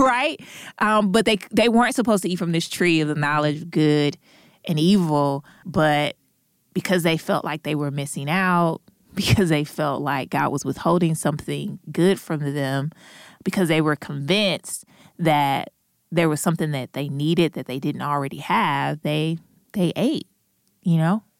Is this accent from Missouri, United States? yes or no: yes; St. Louis, Missouri, United States; now in Durham, United States; hail from Saint Louis, Missouri, but have been living in Durham, North Carolina